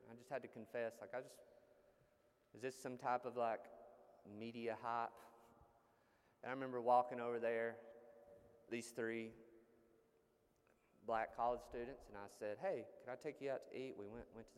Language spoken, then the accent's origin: English; United States; as American Christians